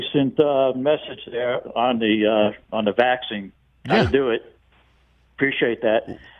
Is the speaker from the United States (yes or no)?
yes; Long Island, New York, United States; now in Denver, United States; I'm a big-time Yankee and Jet fan. I'm from Long Island originally. Grew up with the Jets and the Mets and Yankees